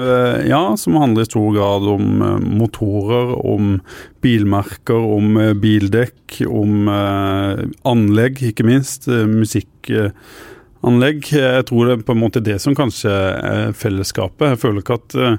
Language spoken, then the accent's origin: Norwegian; Arendal, Agder, Norway; Jeg kommer jo fra Arendal